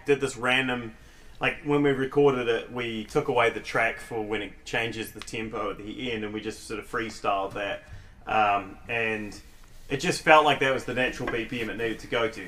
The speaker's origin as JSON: {"language": "English", "town": "Christchurch", "region": "Canterbury", "country": "New Zealand", "said": "I'm from Christchurch, New Zealand"}